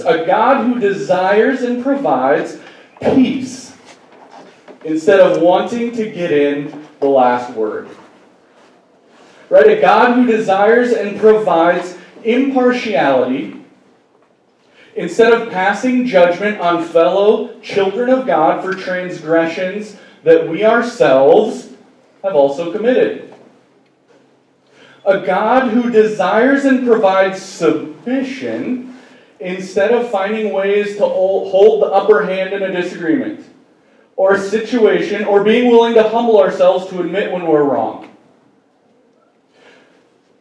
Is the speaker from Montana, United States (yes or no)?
yes; Great Falls, Montana, United States; moved away; Great Falls, Montana, which is my hometown